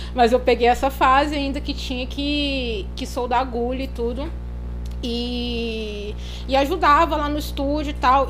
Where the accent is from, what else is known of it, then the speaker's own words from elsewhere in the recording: Petrópolis, Rio de Janeiro, Brazil; eu nasci em Petrópolis, no Rio de Janeiro, né? É uma cidade serrana, uhum. do interior